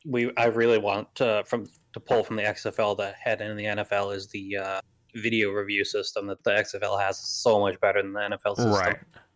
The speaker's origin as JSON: {"language": "English", "region": "New York", "country": "United States", "tie": "born or raised there", "moved": "yes"}